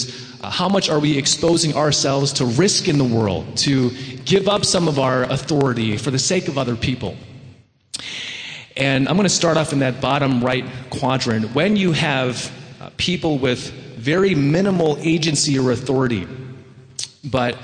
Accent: Wheaton, Illinois, United States; now in New York, United States; I grew up in the Chicago suburbs in Wheaton, the Disneyland of America

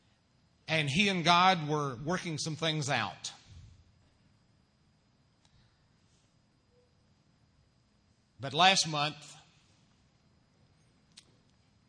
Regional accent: Missouri, United States; moved away as an adult; also born or lived in Bellevue, Nebraska; now in Illinois, United States; My senior year in high school, back in my home state of Missouri

